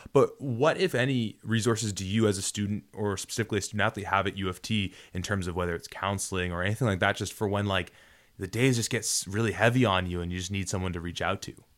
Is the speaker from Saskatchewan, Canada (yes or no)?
no; Toronto, Ontario, Canada; also born or lived in Guelph; I went to Guelph and I'm from Toronto